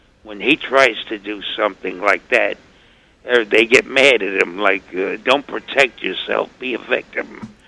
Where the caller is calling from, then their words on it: Bronx, New York, United States; Yes, hello. I'm from the Bronx here.